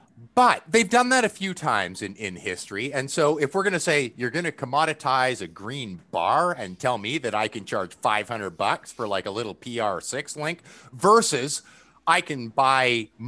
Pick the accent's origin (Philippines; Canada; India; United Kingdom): Canada; just because I'm Canadian.